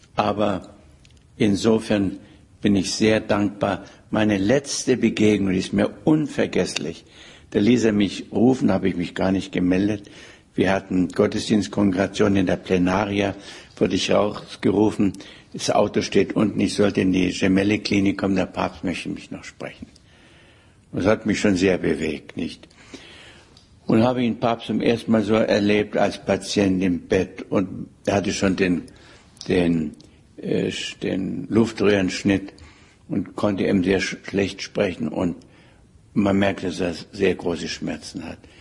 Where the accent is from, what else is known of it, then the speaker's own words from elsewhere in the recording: Germany; als Deutscher